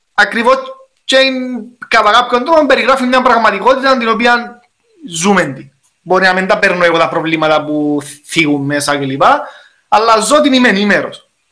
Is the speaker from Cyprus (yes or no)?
yes; Cyprus; accent: Cypriot; μιλώ κυπριακά